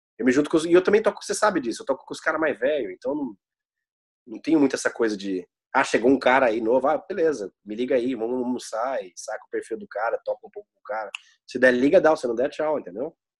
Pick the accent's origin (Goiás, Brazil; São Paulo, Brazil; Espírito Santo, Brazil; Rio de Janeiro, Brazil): São Paulo, Brazil; moved away as an adult; a gente é de São Paulo